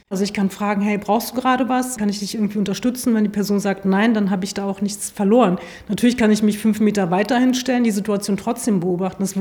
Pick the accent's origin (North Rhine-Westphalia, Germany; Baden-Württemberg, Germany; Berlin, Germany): Berlin, Germany; Also, ich bin Berliner, weil ich das sage.